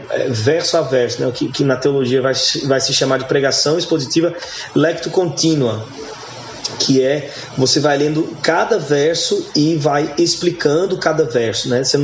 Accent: João Pessoa, Paraíba, Brazil; born or raised there; also born or lived in Goiânia

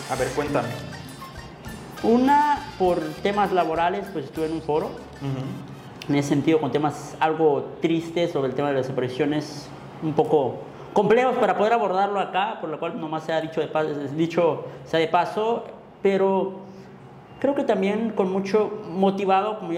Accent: Mexico; al final de cuentas todos somos mexicanos

